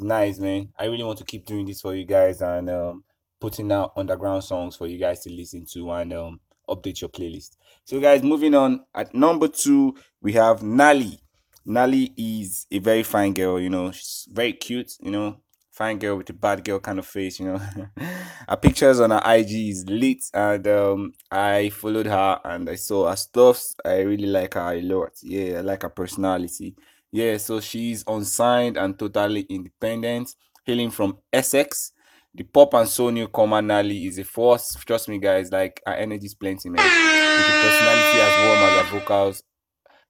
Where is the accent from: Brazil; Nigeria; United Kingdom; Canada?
Nigeria; I'm from Nigeria